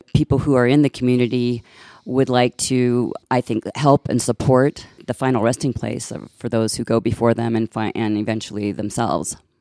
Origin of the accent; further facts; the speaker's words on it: central Illinois, United States; also born or lived in Chicago area, western suburbs; I'm originally from, uh, Illinois, central Illinois is where I was raised.